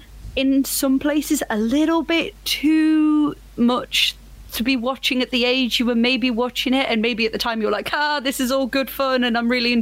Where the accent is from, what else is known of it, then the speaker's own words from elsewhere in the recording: United Kingdom; as a British person